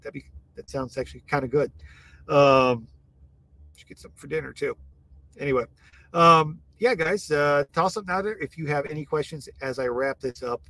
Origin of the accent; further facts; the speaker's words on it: Iowa, United States; now in Texas, United States; growing up in Iowa